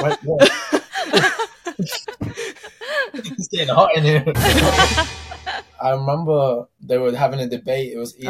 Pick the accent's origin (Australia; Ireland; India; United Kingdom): United Kingdom; moved away as an adult; also born or lived in Philippines; now in Los Angeles, United States; growing up a Filipino in the UK was very interesting